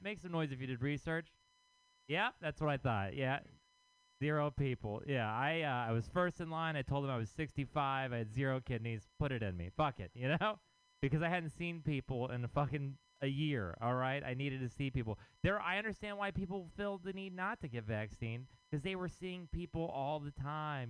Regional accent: Texas, United States; now in San Francisco, United States; I am from Texas

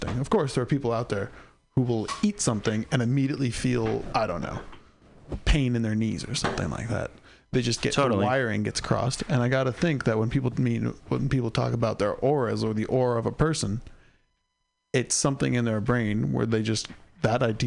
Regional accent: San Diego, California, United States; also born or lived in San Francisco Bay Area; I grew up in San Diego

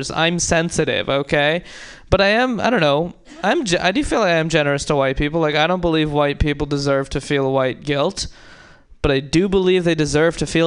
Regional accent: India; no, but when people do find out I'm Indian, they're often like, oh, you're Indian?

